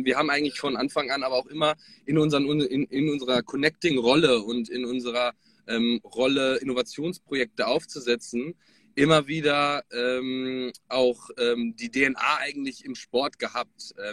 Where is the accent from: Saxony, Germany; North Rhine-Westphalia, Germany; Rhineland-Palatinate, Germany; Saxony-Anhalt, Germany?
North Rhine-Westphalia, Germany; now in Hamburg, Germany; Hallo. Ähm, ich komme ähm, ursprünglich aus Ostwestfalen, lebe aktuell in Hamburg und bin jetzt aber gerade in Frankfurt